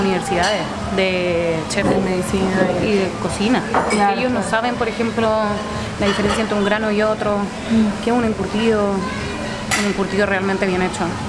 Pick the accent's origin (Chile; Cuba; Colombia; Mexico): Chile